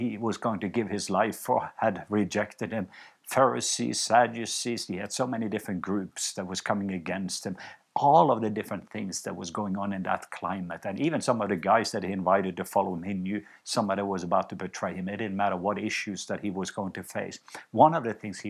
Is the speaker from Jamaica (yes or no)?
no; Norway; moved away; I was home in Norway not long ago, and I visited my home country